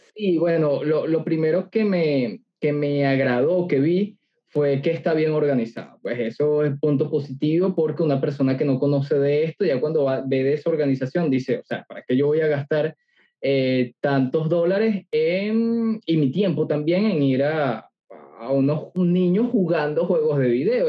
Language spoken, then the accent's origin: Spanish; Venezuela; Yo soy venezolano